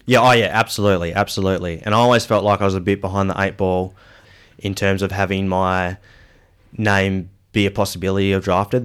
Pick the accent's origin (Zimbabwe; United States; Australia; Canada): Australia; Perth, Western Australia; also born or lived in Geraldton; I'm from Perth. So, yeah, grew up in Perth until I was ten years old.